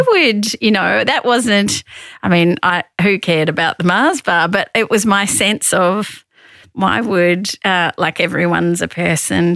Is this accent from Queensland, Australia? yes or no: no; Victoria, Australia; I grew up in Victoria.